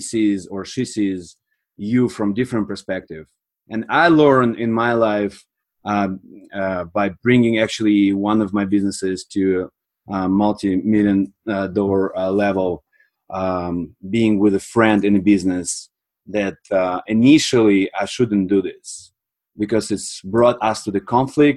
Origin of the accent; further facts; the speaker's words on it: Moldova; moved away as an adult; also born or lived in Sweden; now in Canada; I'm from Republic of Moldova.